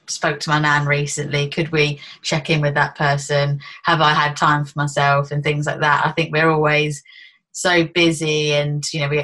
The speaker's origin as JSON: {"language": "English", "town": "Luton", "region": "East of England", "country": "United Kingdom", "said": "I'm from Luton"}